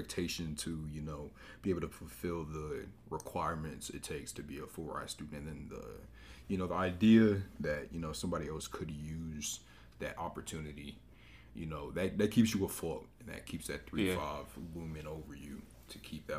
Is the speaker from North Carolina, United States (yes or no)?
yes; Greensboro, North Carolina, United States; I'm from Greensboro